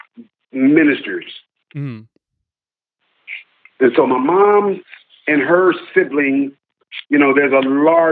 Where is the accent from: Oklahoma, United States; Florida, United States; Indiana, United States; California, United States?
California, United States; Los Angeles; I'm born and raised in Los Angeles